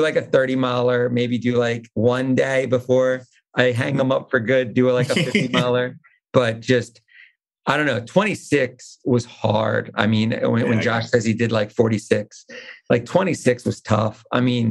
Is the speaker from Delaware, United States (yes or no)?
yes; Delaware, United States; I'm from Delaware, right? I live in Delaware.